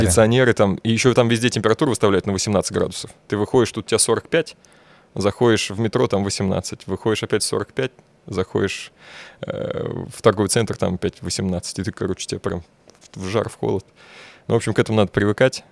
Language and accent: Russian; Bashkortostan, Russia; moved away; я татарин, ребят. Я говорю, я вообще из Башкирии